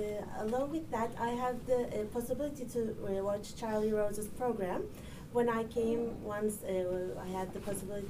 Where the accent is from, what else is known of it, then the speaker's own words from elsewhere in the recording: Turkey; Hi, I'm from Turkey. I was born here actually, but I totally agree with some points with you.